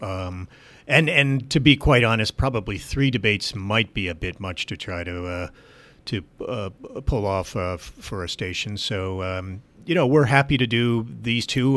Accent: Gilboa, New York, United States; Gilboa is my hometown

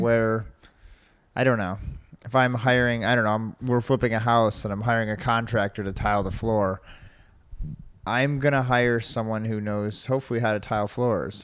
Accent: New York, United States; now in Ohio, United States; I'm from New York

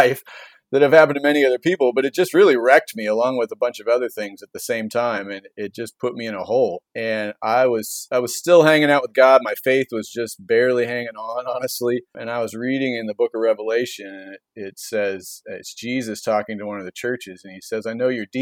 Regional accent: Shoreline, Washington, United States; moved away as an adult; also born or lived in Colorado; now in Seattle, United States; I'm a Northwest kid. I grew up in Shoreline

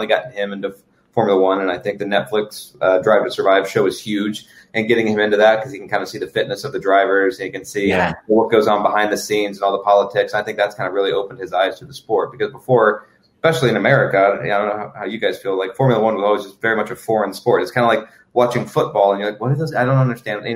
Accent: Indiana, United States; I grew up in Indiana, right? So, I mean, there's obviously a rich racing, you know, culture here

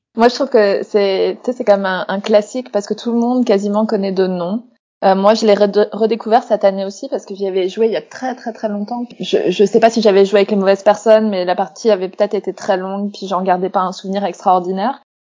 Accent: Strasbourg, Grand Est, France; moved away; Strasbourg dedans et c'est ma ville natale

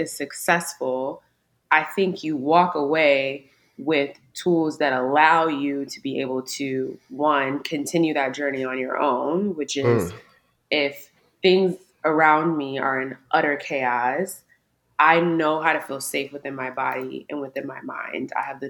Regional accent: Maryland, United States; now in Houston, United States; I'm currently based in Houston, Texas, but I'm originally from the East Coast. I'm from Maryland.

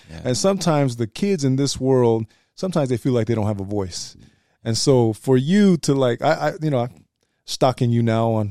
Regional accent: United States; I grew up here in the mainland and, you know, the language was prevalent at home.

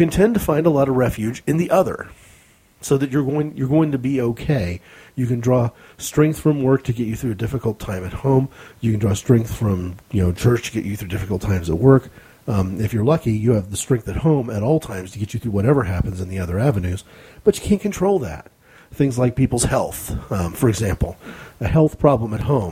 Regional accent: United States; as an American

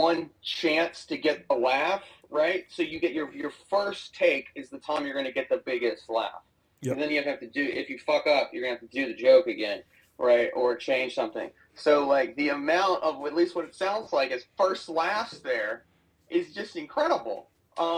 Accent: Alabama, United States; as a kid growing up in Alabama

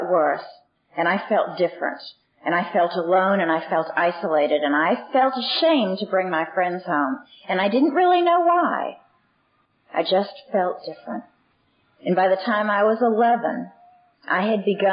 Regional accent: Boston, Massachusetts, United States; I was born in Boston, and I'm the eldest of six children

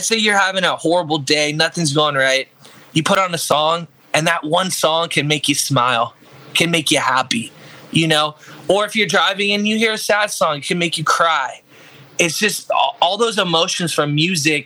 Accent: Orlando, Florida, United States; I'm an artist from Orlando, Florida

